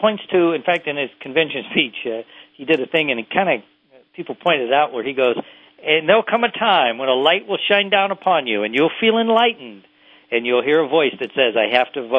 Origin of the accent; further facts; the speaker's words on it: Indiana, United States; also born or lived in Mississippi / Tennessee; I spent a lot of my time in Mississippi and parts of Tennessee, and where I was raised mostly in Indiana.